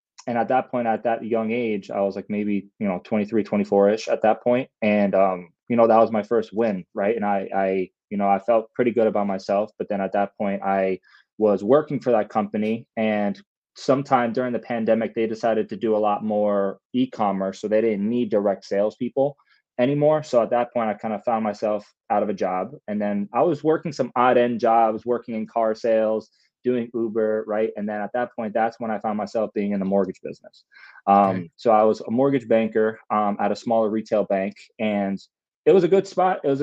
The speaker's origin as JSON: {"language": "English", "region": "New York", "country": "United States", "tie": "born or raised there", "said": "second child to a first generation Ecuadorian family, born and raised in New York"}